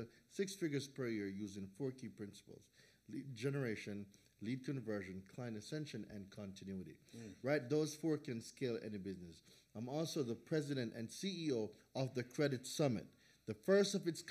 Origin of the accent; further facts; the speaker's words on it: Jamaica; moved away as an adult; also born or lived in New Hampshire; now in United States; I was born in Jamaica. I am the second of five children.